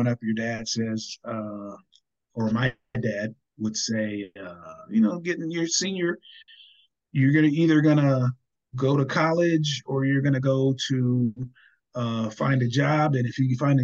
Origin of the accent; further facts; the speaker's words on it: Seaside, California, United States; moved away as an adult; also born or lived in San Jose, California / Bay Area, California; now in Sacramento, United States; I was born on Fort Ord Army Base, which is on the Monterey Peninsula on Monterey County in a town called Seaside